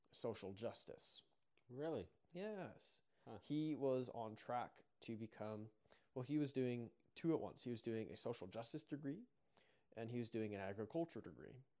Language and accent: English; Mountain View, Alberta, Canada; also born or lived in Cardston, Alberta; called uh, called Mountain View. And I went to school there for, um, for kindergarten up until grade nine.